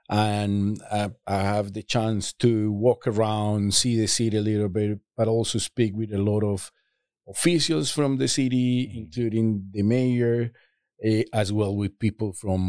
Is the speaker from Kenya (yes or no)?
no; Medellin, Antioquia, Colombia; I grew up in Medellin, Colombia, which was at the time the most violent city of the world